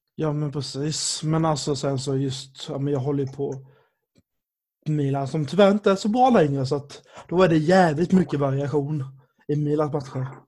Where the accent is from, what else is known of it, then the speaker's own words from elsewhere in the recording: Sweden; jag är uppväxt i Sverige